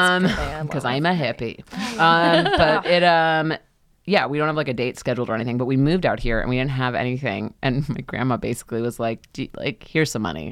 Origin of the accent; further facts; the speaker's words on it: New York, United States; moved away as an adult; now in Los Angeles, United States; Because I'm from New York originally.